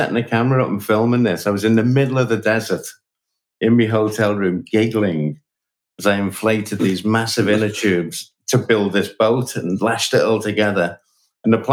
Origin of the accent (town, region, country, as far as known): Liverpool, North West England, United Kingdom